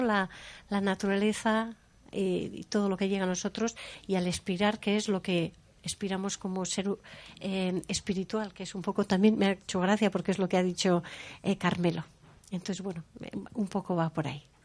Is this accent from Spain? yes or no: yes; San Sebastián, Basque Country, Spain; yo soy de Donosti y estoy acostumbrada a la comida de Donosti